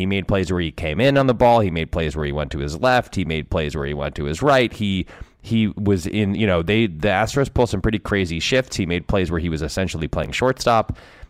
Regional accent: West Hartford, Connecticut, United States; I grew up in West Hartford.

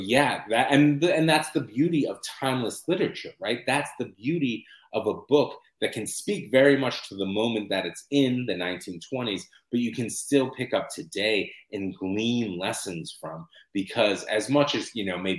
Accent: United States; I'm an American writer

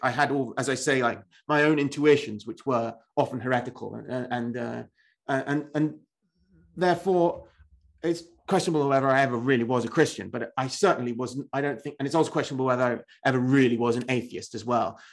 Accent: England, United Kingdom; I am an Englishman

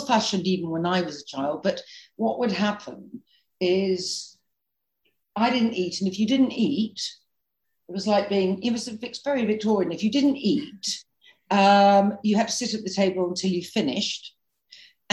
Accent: London, United Kingdom; I grew up in London, really central London.

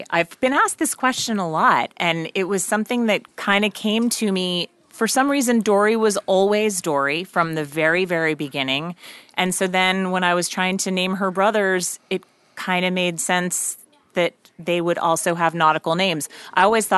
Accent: New York, United States; I grew up out just outside of New York City

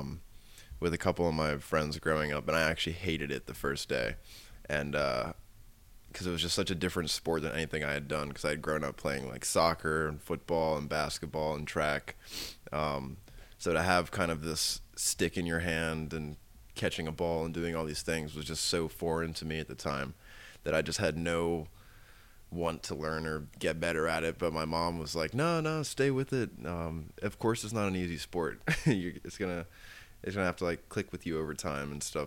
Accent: around Washington D.C., Maryland, United States; I actually grew up around here. I live like 45 minutes outside of the city

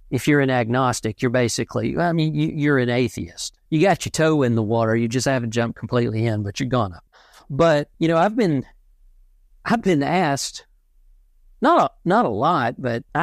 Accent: the Bible Belt, United States; I, I grew up in in the Bible Belt and I'm not religious at all.

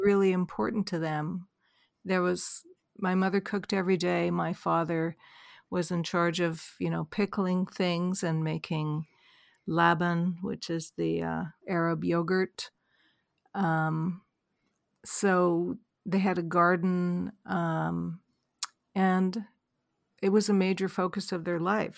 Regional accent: Vancouver, British Columbia, Canada; I grew up in Vancouver, Canada

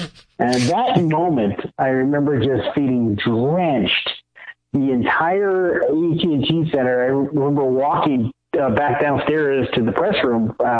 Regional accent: San Antonio, Texas, United States; my day growing up in San Antonio

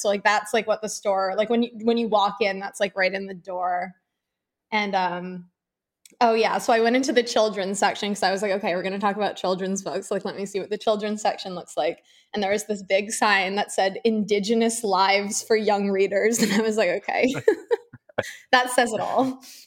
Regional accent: Northeast, United States; now in Florida, United States; I'm from a blue state originally, I'm from the Northeast.

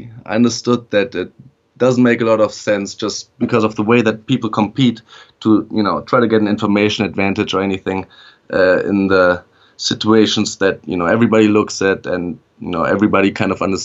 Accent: Germany; moved away as an adult; also born or lived in Netherlands / Beijing, China / Vienna, Austria; now in United States; I was actually born and raised in Germany, lived there for the first 19 years of my life

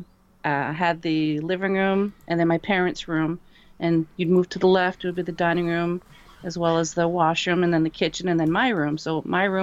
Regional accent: Dieppe, New Brunswick, Canada; up on the east coast of Canada in a province called New Brunswick. And the town that we lived in, Dieppe

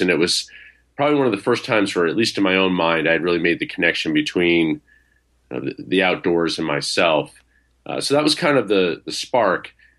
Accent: Vermont, United States; I grew up in Vermont and grew up in a rural area where I had ready access to the outdoors

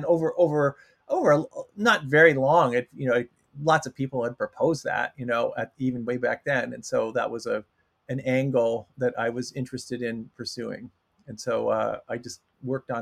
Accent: Toronto, Ontario, Canada; moved away as an adult; also born or lived in Kingston, Ontario; I'm from Canada, I'm from Toronto

